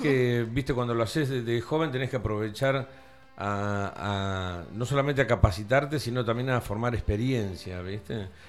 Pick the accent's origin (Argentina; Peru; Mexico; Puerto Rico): Argentina; Tandil, Buenos Aires Province; moved away as an adult; also born or lived in Cariló; soy de Tandil